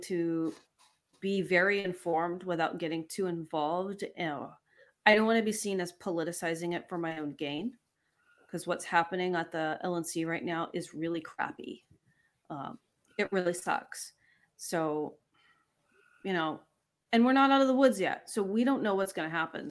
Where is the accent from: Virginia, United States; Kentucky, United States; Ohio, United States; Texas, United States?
Texas, United States; Longview; also born or lived in Los Angeles County, California; now in Los Angeles, United States; I grew up in Longview, Texas